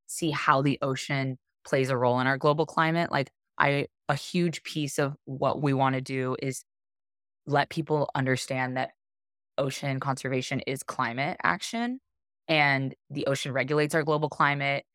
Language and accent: English; Arizona, United States; moved away as an adult; also born or lived in Hawaii; I grew up in Arizona, um, which is a landlocked state